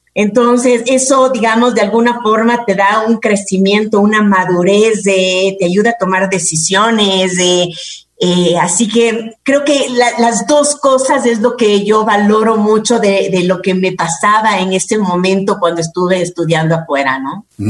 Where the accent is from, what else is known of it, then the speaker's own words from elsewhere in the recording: Quito, Pichincha, Ecuador; yo soy quiteña